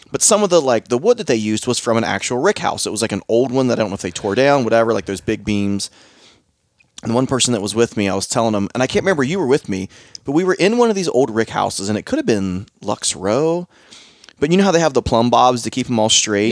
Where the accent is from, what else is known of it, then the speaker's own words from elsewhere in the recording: Southern Ohio, United States; I'm from Southern Ohio